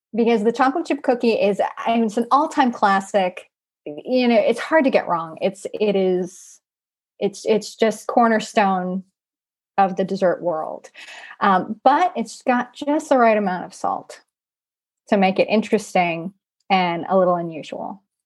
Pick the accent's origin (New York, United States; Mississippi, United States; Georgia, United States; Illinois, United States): Mississippi, United States; I am from Mississippi